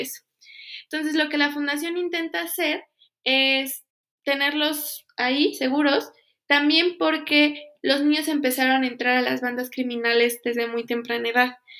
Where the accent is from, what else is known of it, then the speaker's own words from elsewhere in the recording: Pachuca, Hidalgo, Mexico; yo soy de Pachuca